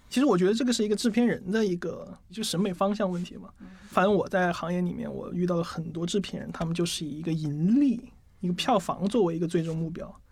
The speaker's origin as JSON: {"language": "Chinese", "region": "Chongqing", "country": "China", "said": "我就重庆人嘛"}